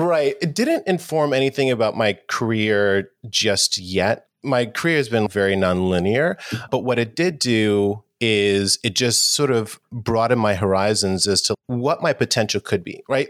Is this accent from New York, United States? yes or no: yes; New York City, New York, United States; I grew up in New York City, and New York in the eighties was, definitely had its challenges. It was a little rough. I grew up in Harlem as well